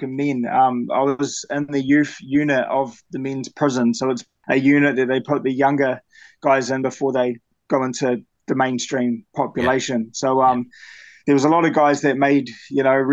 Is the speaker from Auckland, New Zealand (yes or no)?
no; Christchurch, Canterbury, New Zealand; now in Blenheim, New Zealand; I'm originally from Christchurch, New Zealand. I currently live in a small town called Blenheim in Marlborough.